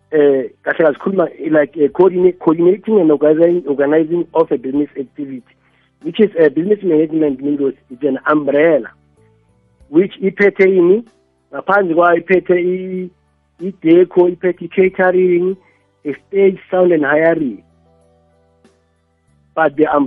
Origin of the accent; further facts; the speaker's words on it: Dennilton, Limpopo, South Africa; ngiya ngasedanalton ngaselimpopo le edanalton